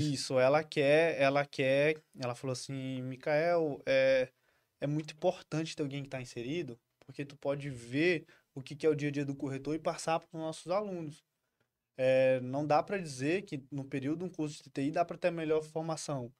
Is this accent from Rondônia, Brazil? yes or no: yes; Porto Velho, Rondônia, Brazil; nascido em Porto Velho, ah. criado em Porto Velho, saí poucas vezes daqui